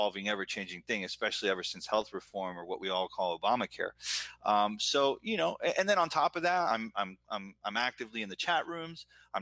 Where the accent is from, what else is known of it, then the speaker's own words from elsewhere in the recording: United States; also born or lived in Buenos Aires, Argentina; I came here when I was 2.5, 3 years old. So I've been here my whole life